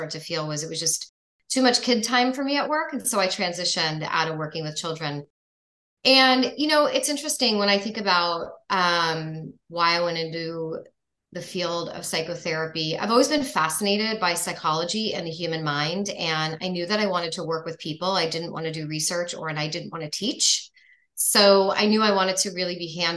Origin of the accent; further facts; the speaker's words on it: New York, United States; moved away as an adult; now in Florida, United States; I'm actually from New York, so I went to grad school there.